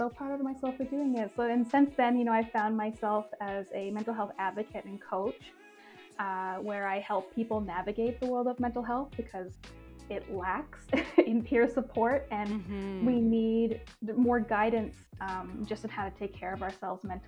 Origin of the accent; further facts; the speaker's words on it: Newfoundland and Labrador, Canada; moved away as an adult; now in Toronto, Canada; I'm originally from Newfoundland and, you know, definitely a super small town girl. Moved to Toronto